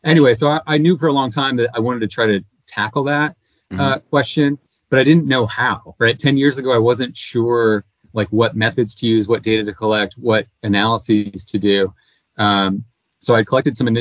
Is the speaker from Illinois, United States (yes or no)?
yes; Illinois, United States; moved away; I grew up in Illinois